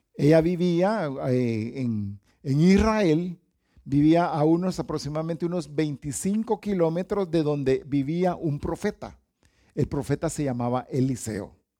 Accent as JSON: {"language": "Spanish", "country": "Honduras", "said": "los hondureños somos buenos para las caravanas"}